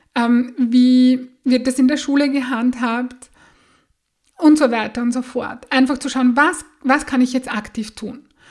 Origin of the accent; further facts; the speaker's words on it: Austria; bei uns in Österreich